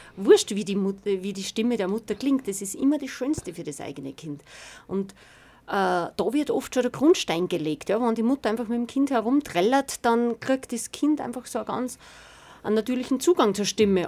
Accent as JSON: {"language": "German", "town": "Weizenkirchen", "region": "Upper Austria", "country": "Austria", "said": "bin aus Weizenkirchen"}